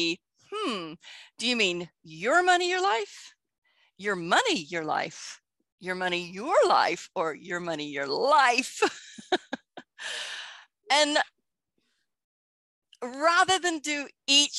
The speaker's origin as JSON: {"language": "English", "region": "Texas", "country": "United States", "tie": "born or raised there", "also_born_or_lived": "United Kingdom", "moved": "as an adult", "said": "I spent 25 years in Britain, even though I grew up in Texas. I'm back in Texas now"}